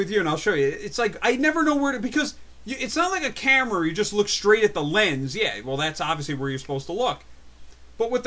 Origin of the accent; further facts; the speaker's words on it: New Jersey, United States; I was from New Jersey, too